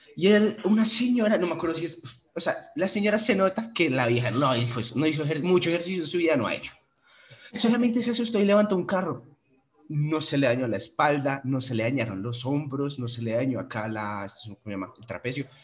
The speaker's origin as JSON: {"language": "Spanish", "country": "Panama", "tie": "born or raised there", "said": "yo nací en Panamá"}